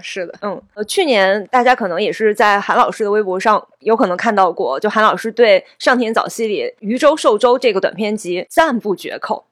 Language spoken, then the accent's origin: Chinese; China; 作为中国人